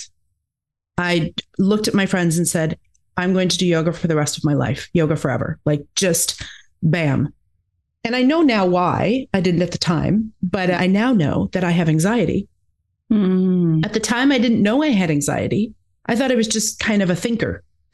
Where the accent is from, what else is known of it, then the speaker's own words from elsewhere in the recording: Alberta, Canada; moved away as an adult; now in Victoria, Canada; Originally, I'm from Alberta in Canada